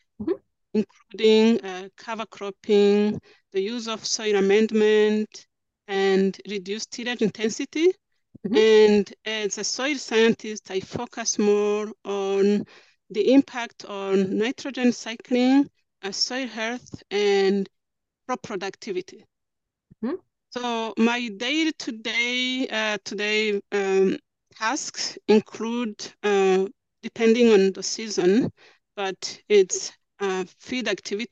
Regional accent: Rwanda; now in Canada; I grew up in Central East Africa in Rwanda.

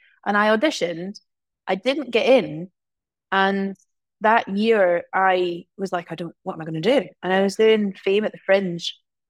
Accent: Glasgow, Scotland, United Kingdom; also born or lived in small towns; I mean, I'm from Glasgow originally, but I've grown up in lots of small towns.

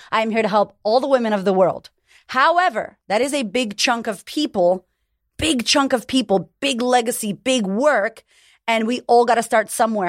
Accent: United States; now in Australia; I'm American, but I live in Australia

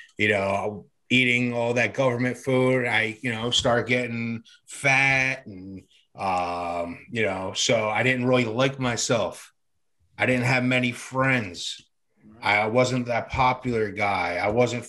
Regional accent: Camden, New Jersey, United States; It was just me and my mom growing up. Poor neighborhood. One light signal away from Camden, New Jersey. I was born in Camden. And I grew up in a poor neighborhood

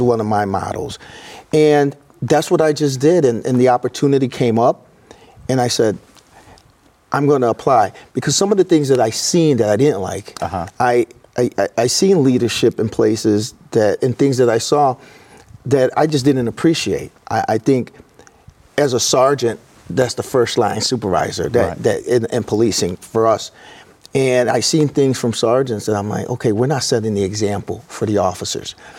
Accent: Elgin, Illinois, United States; now in Peoria, United States; I grew up in Elgin, Elgin, Illinois

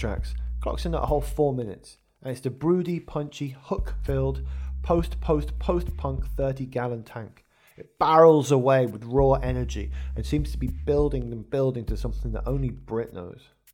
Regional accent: Wolverhampton, West Midlands, United Kingdom; a lad from the, the centre of England, at uh, Wolverhampton

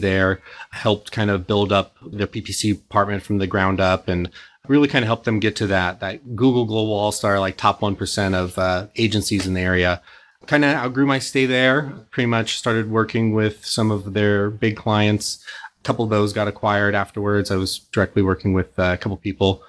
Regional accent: Santa Cruz, California, United States; also born or lived in Newport Beach, California; now in Irvine, United States; I was born in Newport Beach, but I was actually raised up in Santa Cruz

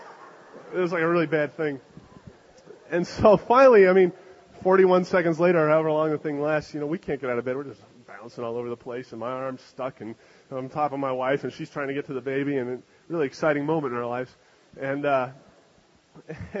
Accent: Canada; moved away; I'm from Canada.

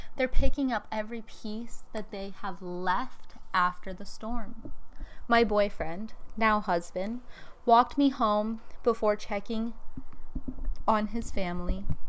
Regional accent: Tacloban, Eastern Visayas, Philippines; moved away as an adult; also born or lived in Cebu City; to Talabakan City, my hometown.

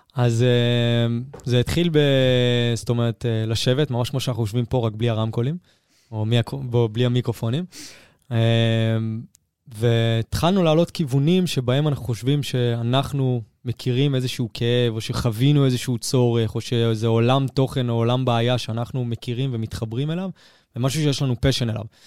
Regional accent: Herzliya, Tel Aviv District, Israel; אני מהרצליה הירוקה

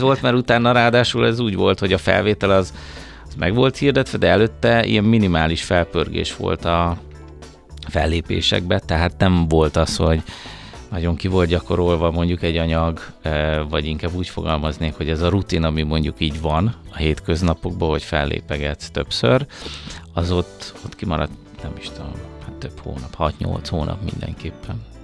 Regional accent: Budapest, Hungary; én Pesti vagyok, én budapesti vagyok

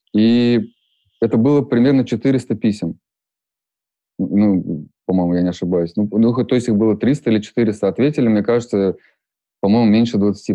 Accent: Ufa, Bashkortostan, Russia; moved away; я родился в Уфе, и я 10 лет прожил э, во дворе

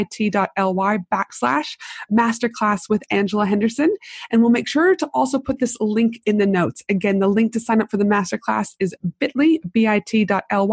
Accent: Canada; also born or lived in United States / Tasmania, Australia; now in Brisbane, Australia; I'm from Canada

